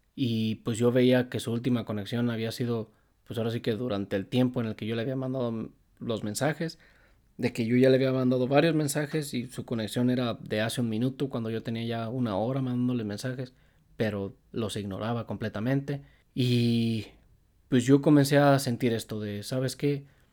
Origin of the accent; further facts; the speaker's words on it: Apaseo, Guanajuato, Mexico; Donde yo vivo, de donde yo soy y de donde ella es, donde vivíamos, es a paseo